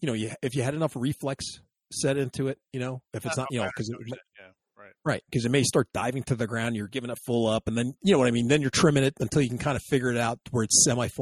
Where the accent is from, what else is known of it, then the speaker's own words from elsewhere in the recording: Texas, United States; from the hills of Texas.